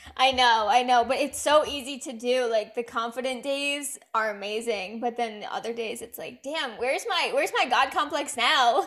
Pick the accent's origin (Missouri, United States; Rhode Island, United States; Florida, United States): Rhode Island, United States; moved away; I'm from Rhode Island